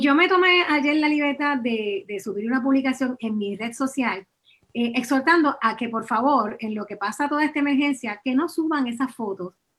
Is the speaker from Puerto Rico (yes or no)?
yes; Puerto Rico; como puertorriqueño